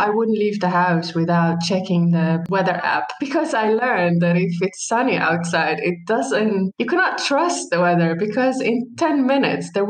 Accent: Palestine; moved away as an adult; also born or lived in United States; now in Netherlands; I am from Palestine. And I have been living in the Netherlands uh, more than five years now. And I end up living here because my husband is Dutch.

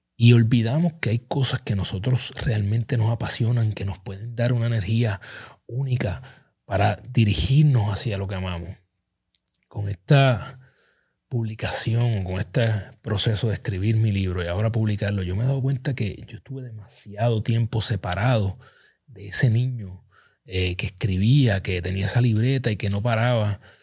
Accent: Ponce, Puerto Rico; Ponce, mi pueblo natal

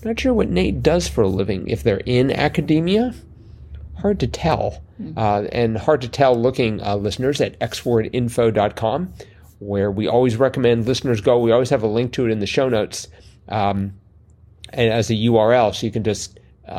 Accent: Canada; moved away; when I was growing up in Canada

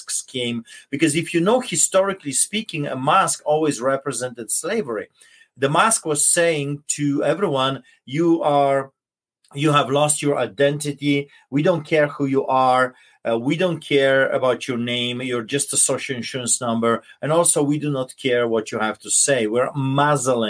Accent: Poland; now in Canada; I grew up in Poland, a center of Europe, between the Germany and Russia and then Czechoslovakia.

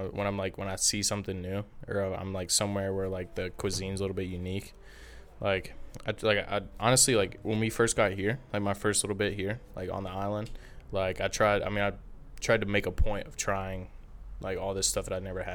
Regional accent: Alabama, United States; I'm from Alabama.

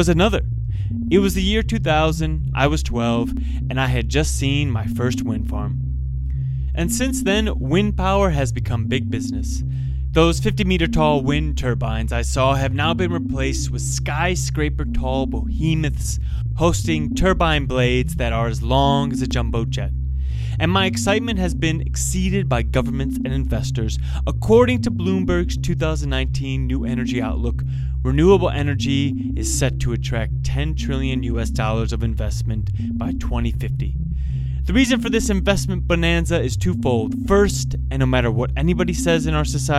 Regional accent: Midwest, United States; I grew up in the Midwest

